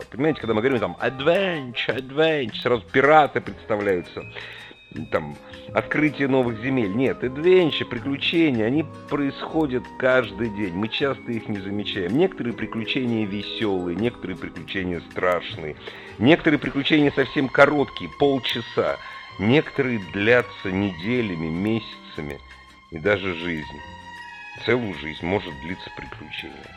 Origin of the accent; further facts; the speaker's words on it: Moscow, Russia; Столько листвы никогда не было, и все мы знаем, москвичи, что подтопление в Москве